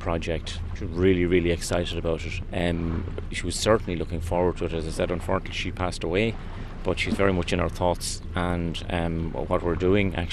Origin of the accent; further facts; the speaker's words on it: Dooagh, Connacht, Ireland; from Duach in Achill